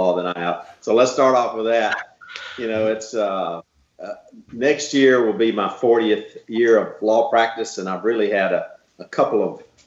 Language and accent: English; Dothan, Alabama, United States; I'm from Dothan, Alabama